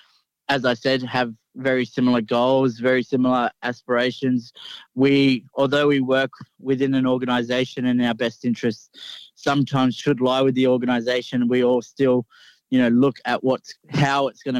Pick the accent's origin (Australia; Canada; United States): Australia; Coffs Harbour, New South Wales; I'm a proud Goombengi man from Coffs Harbour, New South Wales